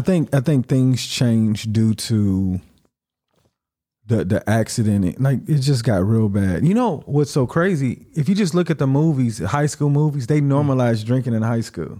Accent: United States; moved away; being American

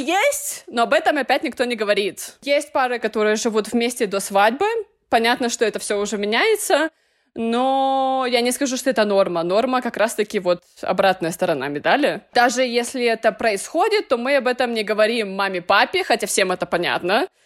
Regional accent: Russia; moved away as an adult; now in Nicaragua; я из России

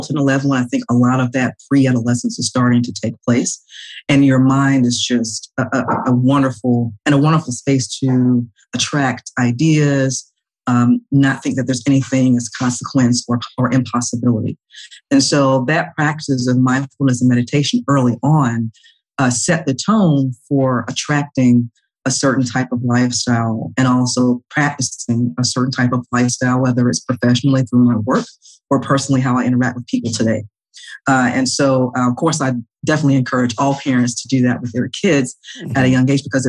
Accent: Atlanta, Georgia, United States; originally I'm from Atlanta, born and raised in Atlanta, Georgia, Southwest, call it SWAT, Southwest Atlanta Too Strong

